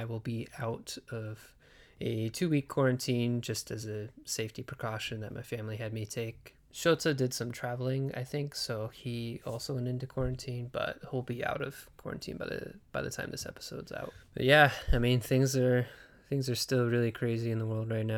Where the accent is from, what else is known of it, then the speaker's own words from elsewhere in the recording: Nebraska, United States; My home state of Nebraska